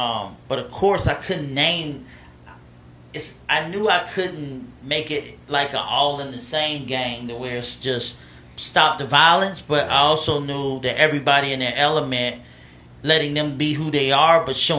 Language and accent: English; Alabama, United States; also born or lived in Los Angeles, California / Montgomery, Alabama; I was born in Los Angeles, so that was home. And then I was raised in Alabama.